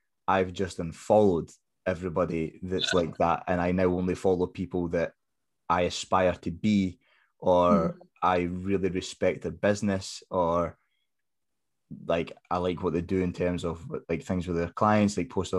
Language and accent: English; Scotland, United Kingdom; we're Scottish